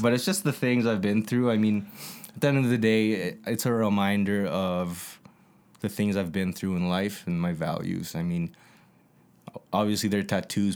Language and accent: English; Calgary, Alberta, Canada; born and raised, like J Mo said, I was born at, uh, in Calgary